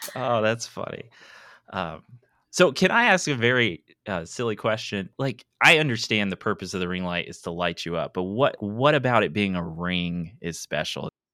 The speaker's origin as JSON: {"language": "English", "region": "East Tennessee", "country": "United States", "tie": "born or raised there", "moved": "as an adult", "lives_now": "Mobile, United States", "said": "I grew up in East Tennessee, and it was all Eastern time"}